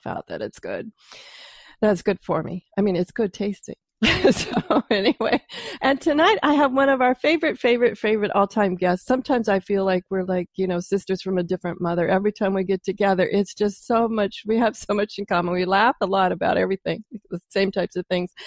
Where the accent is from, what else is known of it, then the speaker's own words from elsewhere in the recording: Pacific Northwest, United States; I'm from the Pacific Northwest